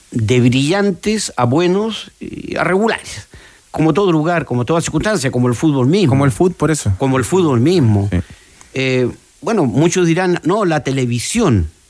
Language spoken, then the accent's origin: Spanish; Punta Arenas, Magallanes and Chilean Antarctica, Chile; moved away; yo tuve esa posibilidad a los 10 años en Punta Arenas.